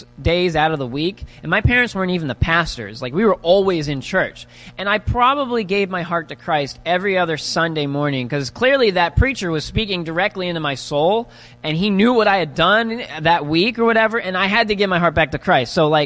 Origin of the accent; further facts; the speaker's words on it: Pennsylvania, United States; We're from Pennsylvania